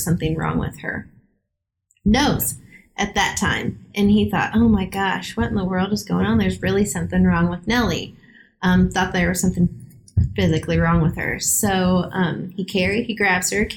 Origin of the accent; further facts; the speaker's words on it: Kansas, United States; we're from Kansas.